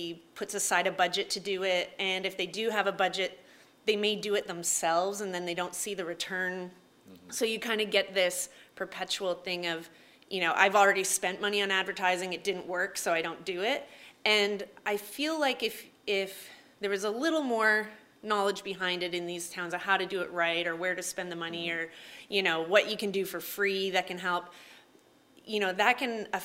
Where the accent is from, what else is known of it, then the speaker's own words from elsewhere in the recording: Marmora, Ontario, Canada; also born or lived in Toronto; I'm from Marmara, so I'm a small town girl to begin